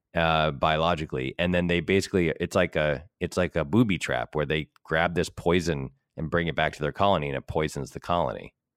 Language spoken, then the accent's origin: English; New England, United States; now in Los Angeles, United States; growing up in New England